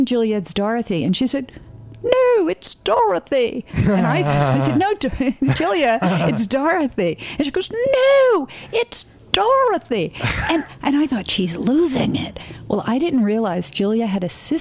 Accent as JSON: {"language": "English", "town": "New York City", "region": "New York", "country": "United States", "tie": "born or raised there", "said": "we're sitting in Brooklyn, and I grew up in Brooklyn, and my father started Apex Technical School"}